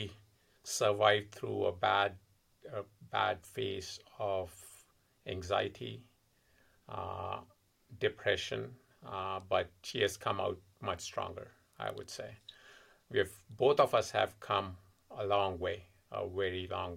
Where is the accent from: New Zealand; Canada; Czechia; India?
India; Delhi; moved away as an adult; also born or lived in California; now in Massachusetts, United States; Originally, I'm from India, born and brought up in Delhi. And I was there until I was 24